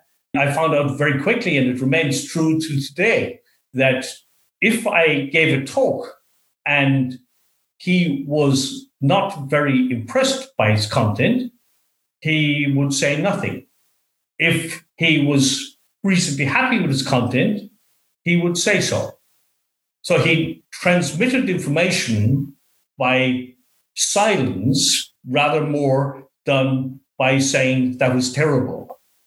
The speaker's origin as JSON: {"language": "English", "region": "west of Ireland", "country": "Ireland", "tie": "born or raised there", "lives_now": "Australia", "said": "So to that extent, it was a very different place to be than growing up in the West of Ireland."}